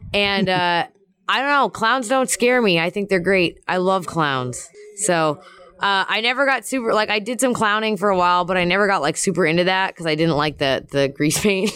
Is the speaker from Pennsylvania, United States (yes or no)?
yes; Philadelphia, Pennsylvania, United States; I'm from Philly